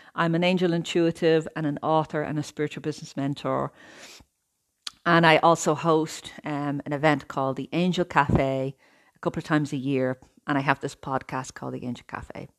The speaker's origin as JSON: {"language": "English", "country": "Ireland", "tie": "born or raised there", "moved": "as an adult", "lives_now": "Italy", "said": "I'm Irish, I lived in Ireland all of my life, I'm now living in Italy."}